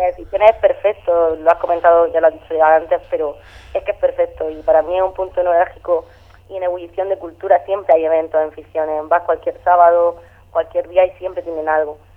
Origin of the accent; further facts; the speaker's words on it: Region of Murcia, Spain; yo soy murciana